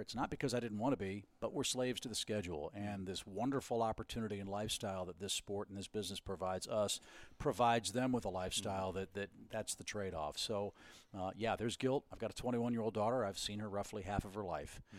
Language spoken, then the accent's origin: English; St. Louis, Missouri, United States; moved away; I grew up in Saint Louis